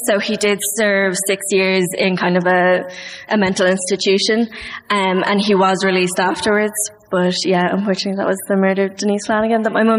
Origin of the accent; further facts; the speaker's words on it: Dublin, Leinster, Ireland; At Dublin.